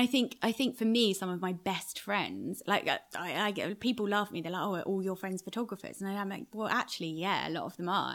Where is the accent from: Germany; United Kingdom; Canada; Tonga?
United Kingdom; moved away as an adult; also born or lived in Iraq; now in New York, United States; being a Brit in New York